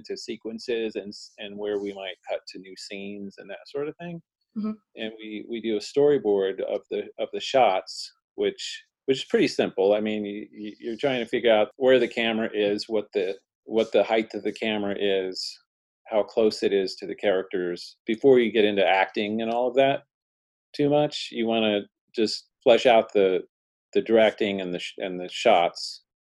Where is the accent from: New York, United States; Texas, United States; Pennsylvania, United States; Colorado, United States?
Texas, United States; Houston; now in California, United States; I was originally from Texas. I was born in Houston and grew up in Houston, Texas